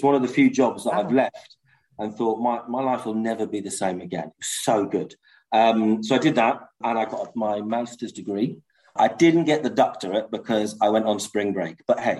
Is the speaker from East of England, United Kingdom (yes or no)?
no; North Wales, United Kingdom; moved away; I'm from North Wales, she's from South Wales.